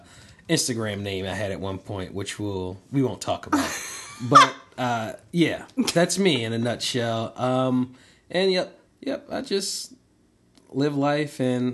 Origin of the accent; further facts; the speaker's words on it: Baltimore, Maryland, United States; also born or lived in Indiana; I'm from Baltimore. Attended Indiana University, came home